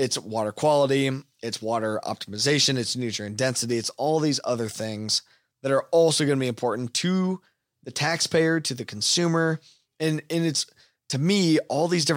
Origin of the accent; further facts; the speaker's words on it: United States; as American producers